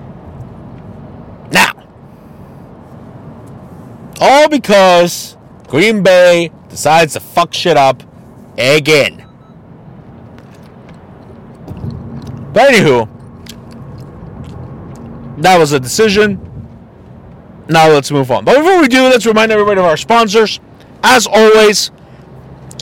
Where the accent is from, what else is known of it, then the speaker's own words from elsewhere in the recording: Tijuana, Baja California, Mexico; my home state of TJBC.